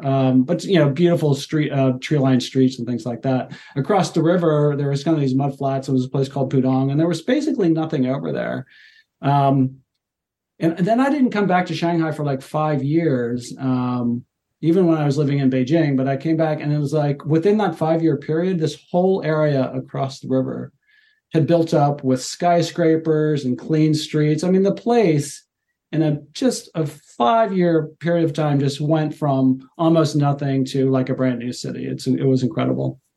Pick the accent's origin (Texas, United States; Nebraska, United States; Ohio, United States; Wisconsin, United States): Ohio, United States; Cincinnati; moved away as an adult; also born or lived in Europe / China / Australia; now in Seattle, United States; I'm a native, I guess, of Cincinnati. Uh, so I grew, yeah, I grew up in Ohio, and kind of that's where I'm from.